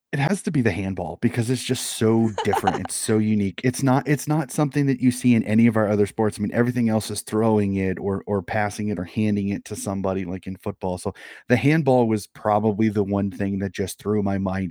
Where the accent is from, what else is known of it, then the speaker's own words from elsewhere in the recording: Des Moines, Iowa, United States; born and raised in Des Moines, Iowa